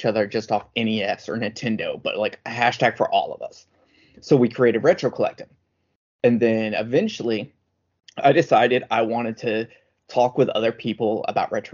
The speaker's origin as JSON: {"language": "English", "country": "United States", "said": "I'm the American version"}